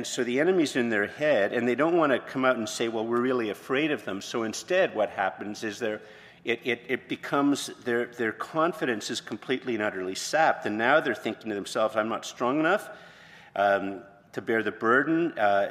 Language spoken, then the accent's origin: English; Montreal, Quebec, Canada; moved away; also born or lived in Ottawa, Canada; I was from Montreal originally, and then from Ottawa, and I'd never lived in a small town